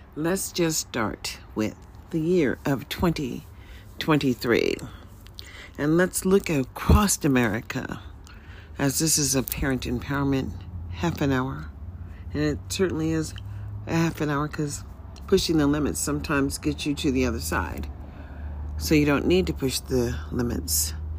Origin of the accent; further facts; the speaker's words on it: United States; as an American